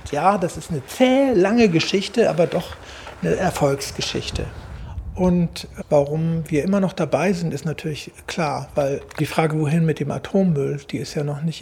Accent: Gorleben, Lower Saxony, Germany; meine Großeltern lebten in Gorleben. Mein Opa war da Lehrer und ich habe auch einen Großteil meiner Kindheit in Gorleben tatsächlich direkt verbracht.

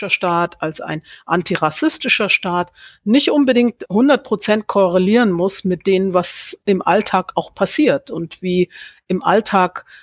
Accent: Thuringia, Germany; wenn ich in Gera bin, auch dann wiederum glaubhaft zu vermitteln, ich bin aus Thüringen, aber weil ich es auch schon von klein auf eher mit dem Hochdeutschen gehalten habe.

